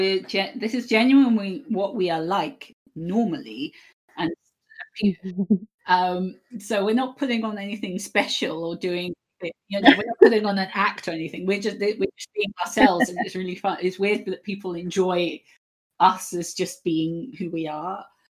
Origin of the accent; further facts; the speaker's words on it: United Kingdom; we're just going to say it how it is because one, we're British and that's kind of what we do.